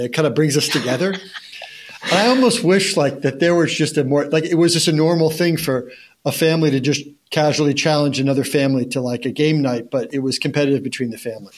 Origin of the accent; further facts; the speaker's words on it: Monmouth County, New Jersey, United States; I grew up in Monmouth County, New Jersey